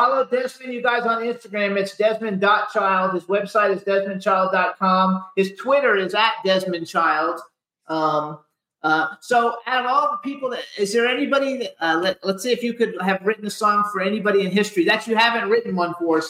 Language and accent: English; Miami, Florida, United States; also born or lived in Fort Lauderdale, Florida; I was born in Miami, and I lived in Fort Lauderdale or South Florida for like 48 years.